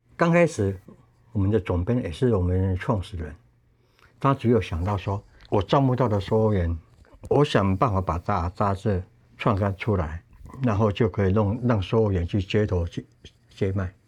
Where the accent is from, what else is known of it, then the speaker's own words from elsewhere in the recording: Tainan, Taiwan; moved away; 以前在我的故乡南部台南，有一阵子我依赖开汽车为生